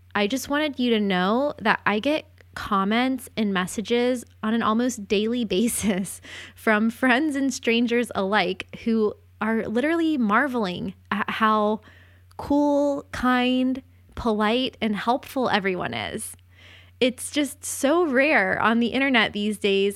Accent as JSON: {"language": "English", "town": "St. Augustine", "region": "Florida", "country": "United States", "moved": "yes", "said": "I am from St. Augustine, Florida"}